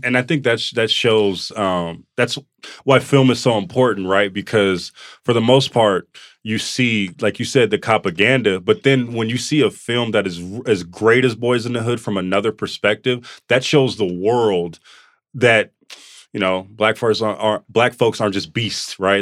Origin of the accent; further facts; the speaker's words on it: Oakland, California, United States; we're from Oakland and from the Bay